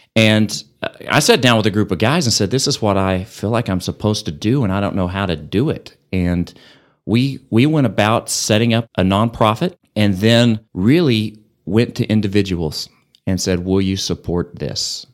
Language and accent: English; Amarillo, Texas, United States; also born or lived in Lubbock, Texas; Built a house here and moved here when I was two and grew up here